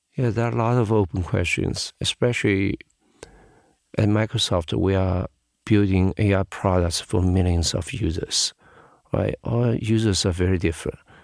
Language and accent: English; Shanghai, China; I was born in Shanghai. I grew up in Shanghai